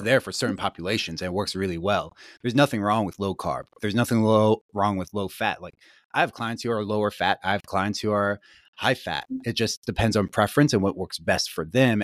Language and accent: English; Gettysburg, Pennsylvania, United States; I grew up in Gettysburg, Pennsylvania, so pretty rural.